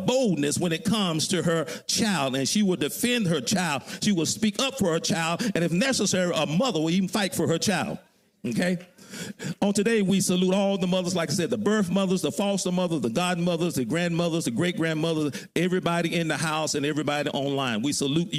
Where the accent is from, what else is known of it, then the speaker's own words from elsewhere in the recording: Alabama, United States; I grew up in Alabama on the farm